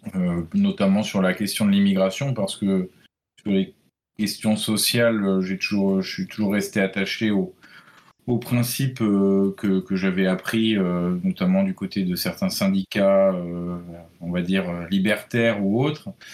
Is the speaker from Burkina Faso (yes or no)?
no; Brittany, France; moi, en tant que breton